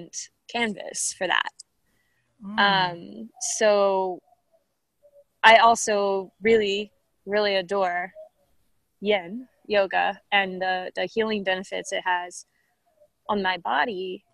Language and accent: English; Bastrop, Texas, United States; also born or lived in Austin, Texas / Milwaukee, Wisconsin; I was born in Bastrop, Texas. Pretty much have spent my whole life, I would say, this is it, in the greater Austin area, between Austin and Bastrop